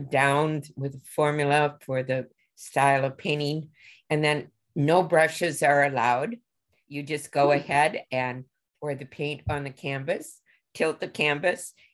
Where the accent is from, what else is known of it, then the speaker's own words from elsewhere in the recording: Illinois, United States; now in Minnesota, United States; born and raised in Illinois and have lived in Minnesota seemingly forever.